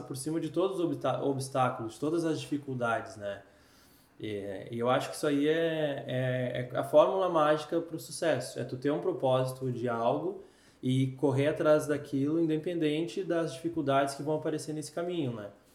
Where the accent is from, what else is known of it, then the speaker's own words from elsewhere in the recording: Canoas, Rio Grande do Sul, Brazil; moved away as an adult; now in Recife, Brazil; sou gaúcho, 31 anos, morador de hum. Canoas, Canoas na veia, sabe? Canoense